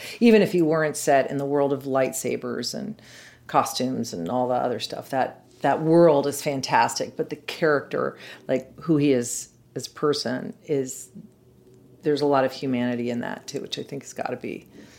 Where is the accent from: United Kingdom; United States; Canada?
United States; Colorado; So we grew up right outside of Lowry Air Force Base.